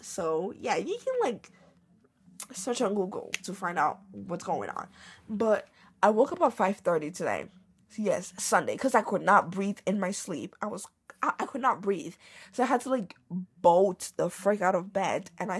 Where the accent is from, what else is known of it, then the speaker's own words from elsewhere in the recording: Côte d’Ivoire; Like, I identify as an Ivorian. Like, I'm from Ivory Coast. I'm Ivorian now.